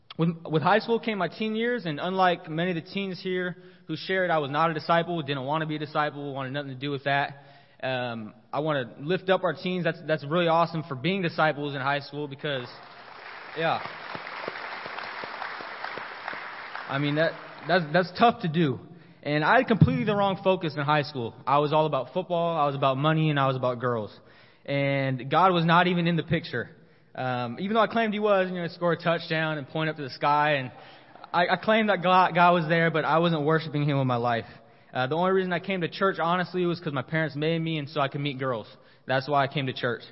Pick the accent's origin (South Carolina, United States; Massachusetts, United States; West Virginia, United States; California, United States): California, United States; San Diego; moved away as an adult; also born or lived in Colorado; now in Corpus Christi, United States; I'm originally from San Diego. I grew up a Kingdom kid